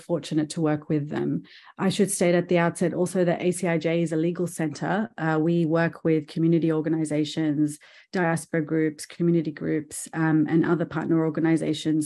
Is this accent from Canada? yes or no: no; Australia; being an Australian